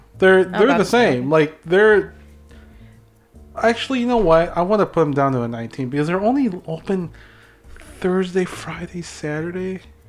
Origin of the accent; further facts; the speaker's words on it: Philippines; I'm Filipino.